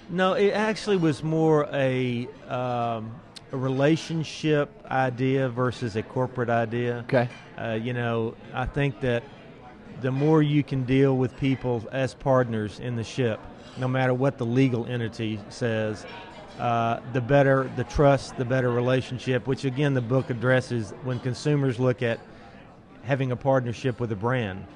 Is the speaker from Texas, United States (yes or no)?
yes; Austin, Texas, United States; I'm from Austin